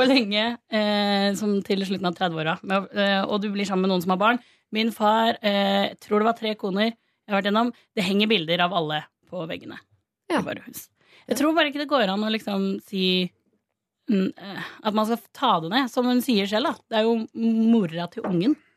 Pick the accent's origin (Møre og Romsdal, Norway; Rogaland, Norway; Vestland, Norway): Rogaland, Norway; Stavanger; now in Oslo, Norway; Jeg er Oslo-basert, men jeg er eh, originalt fra Stavanger